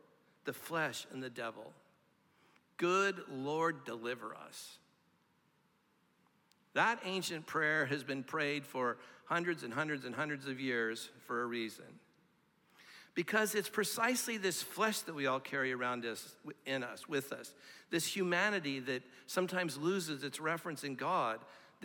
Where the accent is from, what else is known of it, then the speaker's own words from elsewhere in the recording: Orange County, California, United States; now in Nashville, United States; I grew up in Orange County, California